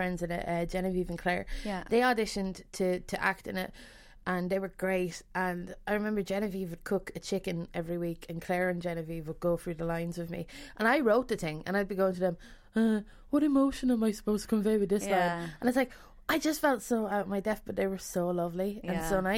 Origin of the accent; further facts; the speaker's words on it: Westmeath, Leinster, Ireland; moved away as an adult; also born or lived in Dublin; I moved back to Westmead from Dublin after college because there was no work